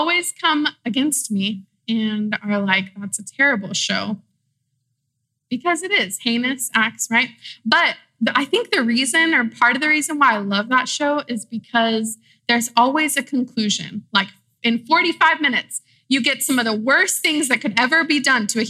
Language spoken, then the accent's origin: English; Austin, Texas, United States; moved away as an adult; now in San Marcos, United States; I'm from Austin, Texas. My family's from Mexico City, but I came to San Marcos to go to school at Texas State.